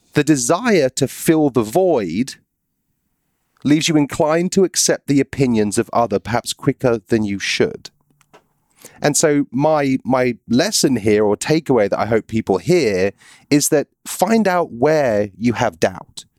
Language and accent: English; United Kingdom; moved away; I'm British